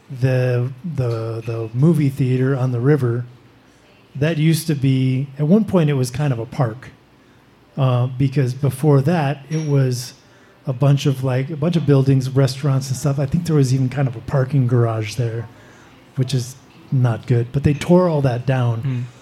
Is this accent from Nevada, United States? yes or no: yes; Reno, Nevada, United States; moved away as an adult; now in Europe; I don't really live here. I, am still based, it's still my hometown